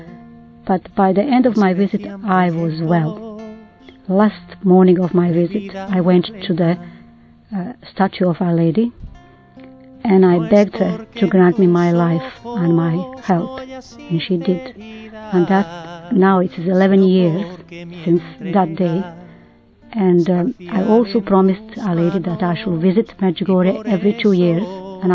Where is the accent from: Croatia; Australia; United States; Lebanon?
Croatia; moved away; I was born in Croatia. All through my childhood we said rosary every day in our house